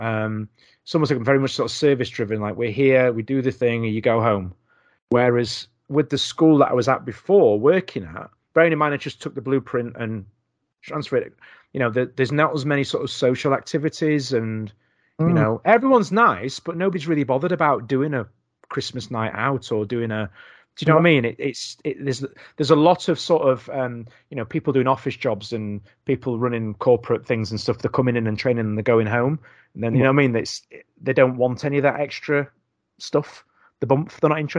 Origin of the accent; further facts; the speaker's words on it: Doncaster, Yorkshire and the Humber, United Kingdom; moved away as an adult; now in Knaresborough, United Kingdom; I'm from Doncaster